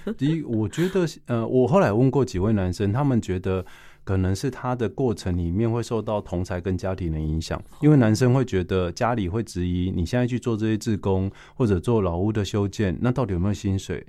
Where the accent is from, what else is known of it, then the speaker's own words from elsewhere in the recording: Taipei, Taiwan; also born or lived in Taichung; now in Chiayi, Taiwan; 其实我是台北出生，哦。然后台中念书，南部工作， 最后定居在嘉义